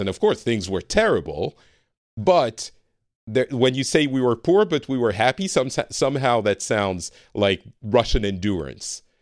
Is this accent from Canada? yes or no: no; France; now in Finland; I am from France originally, but I currently live in Finland